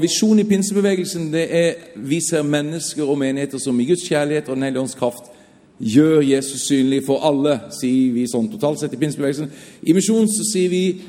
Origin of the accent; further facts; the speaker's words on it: Southern Norway, Norway; Jeg er sørlending.